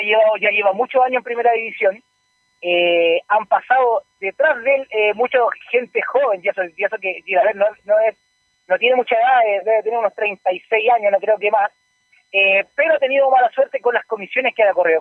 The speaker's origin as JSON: {"language": "Spanish", "country": "Chile", "said": "como chileno"}